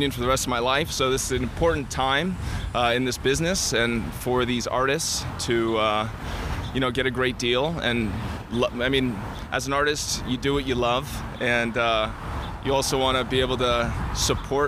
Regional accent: Northern California, United States; moved away as an adult; also born or lived in San Francisco; now in Los Angeles, United States; I am from Northern California

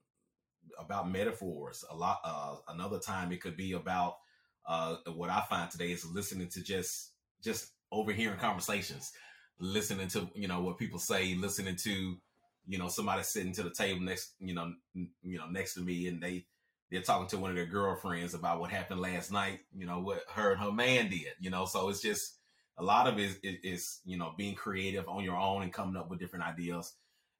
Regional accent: Alabama, United States; also born or lived in Germany; I grew up in the South, specifically Alabama

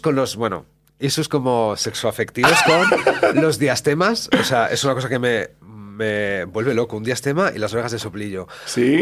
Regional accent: La Cistérniga, Castile and León, Spain; yo soy de pueblo de Valladolid, de la Cisterniga

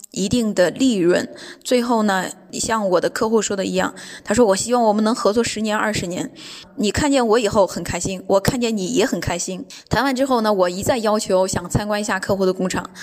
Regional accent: China; now in Düsseldorf, Germany; 我是从中国来的

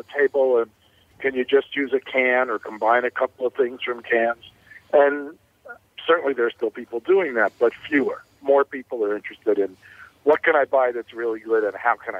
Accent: New York, United States; And back in the 60s, I grew up in New York, so I was exposed to a lot more food than you were, I think, of different kinds.

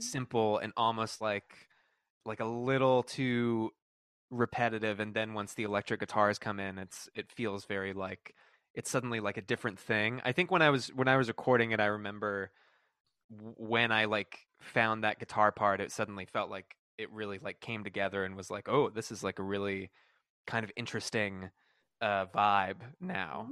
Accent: Texas, United States; moved away as an adult; also born or lived in North Carolina; now in California, United States; I was, like, you know, raised in Texas, but, like, went to school in North Carolina and, like, now I live in, you know, uh, California

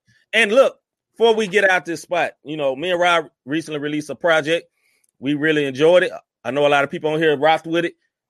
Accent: Memphis, Tennessee, United States; my M-town, from my hometown

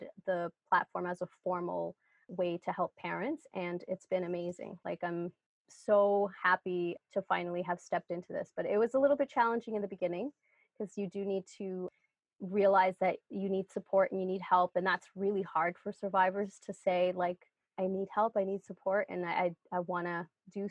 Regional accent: New York City, New York, United States; moved away as an adult; also born or lived in El Salvador; now in Canada; I was born in El Salvador. I grew up in New York, lived in New York City for a long time. And now I live in Canada with my husband and 3 kids

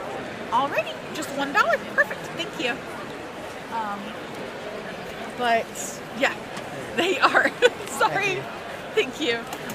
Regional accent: Huntington, West Virginia, United States; I am from Huntington. I went to school here at Marshall.

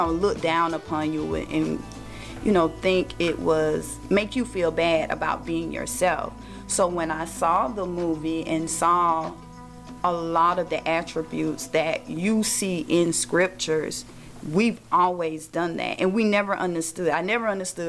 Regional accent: United States; being born and raised in America

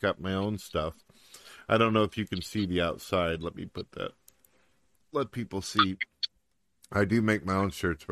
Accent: St. Louis, Missouri, United States; moved away; also born or lived in countryside (unspecified); I was born in St. Louis, Missouri, and then later on I ended up moving out to the countryside

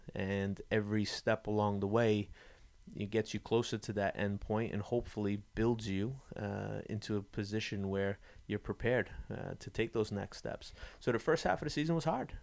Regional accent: New England, United States; I was born and raised in New England

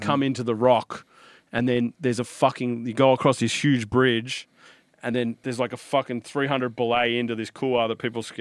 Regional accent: Sydney, New South Wales, Australia; I grew up on the Northern Beaches in Sydney.

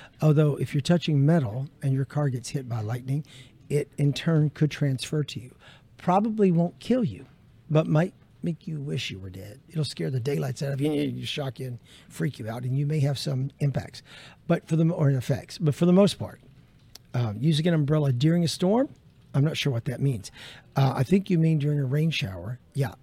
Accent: Middle Tennessee, United States; now in Florida, United States; I grew up in Middle Tennessee

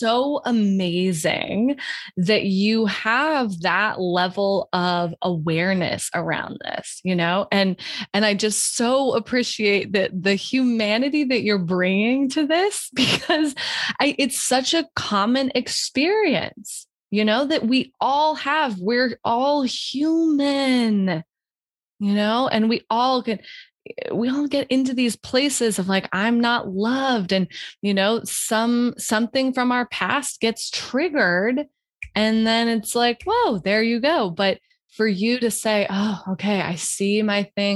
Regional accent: Wyoming, United States; I'm from Wyoming

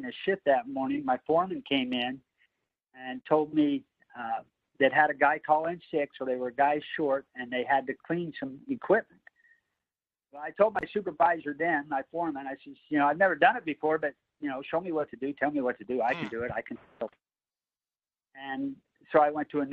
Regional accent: Idaho, United States; I'm from Idaho is where I'm from

